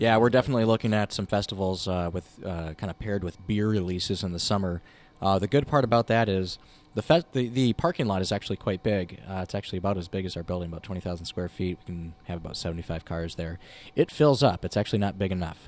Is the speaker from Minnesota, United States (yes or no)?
yes; Winona, Minnesota, United States; now in Minneapolis, United States; I grew up in Winona